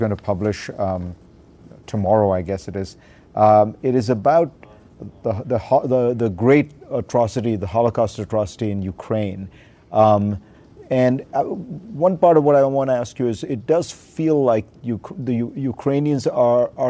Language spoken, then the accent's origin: English; India; When I was a teenager growing up in India